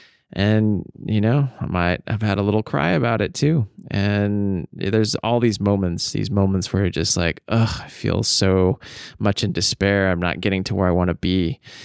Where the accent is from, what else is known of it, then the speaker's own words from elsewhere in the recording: Snohomish, Washington, United States; in my hometown of Snohomish, Washington.